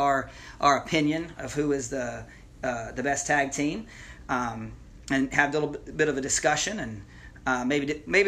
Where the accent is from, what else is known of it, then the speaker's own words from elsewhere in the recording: Lake City, Florida, United States; moved away; I ended up growing up in Lake City, Florida